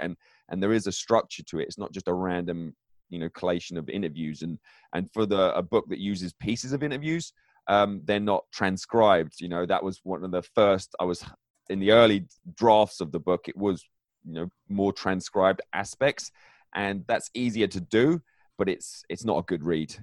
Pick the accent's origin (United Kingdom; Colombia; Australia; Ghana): United Kingdom; England; also born or lived in northern Michigan; now in Michigan, United States; I'm originally from England